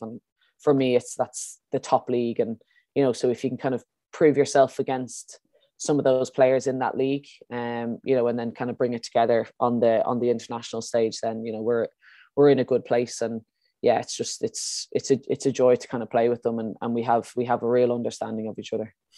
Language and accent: English; Ireland; as Irish players